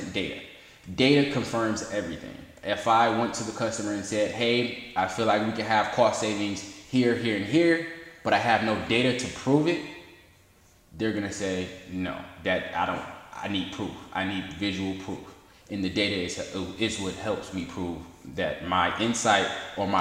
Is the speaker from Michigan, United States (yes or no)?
yes; Detroit, Michigan, United States; I've been living in this city all my life